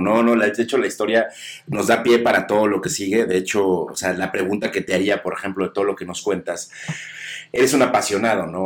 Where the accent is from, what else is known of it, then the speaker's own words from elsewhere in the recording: Mexico; nosotros como, como mexicanos, como latinos